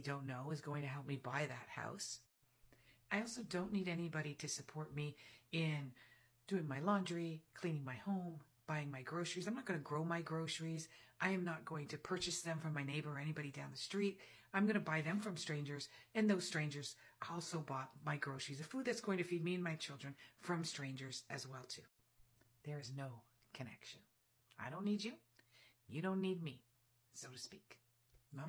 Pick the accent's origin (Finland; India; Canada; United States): Canada; I'm Canadian